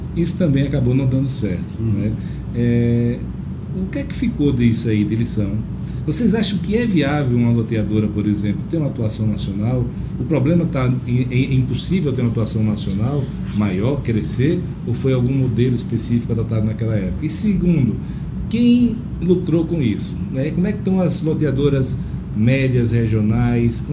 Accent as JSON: {"language": "Portuguese", "region": "Alagoas", "country": "Brazil", "said": "Alagoas, de onde eu sou"}